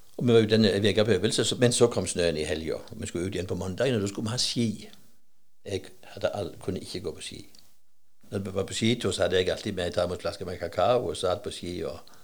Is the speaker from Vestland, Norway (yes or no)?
no; Nærbø, Rogaland, Norway; moved away; jeg er ikke fra Høyland IH, men fra Høyland i Nærbø